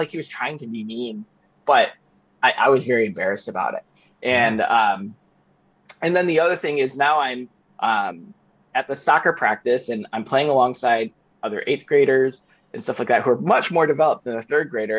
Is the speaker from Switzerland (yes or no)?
no; Chicago, Illinois, United States; I grew up in Chicago during the Jordan era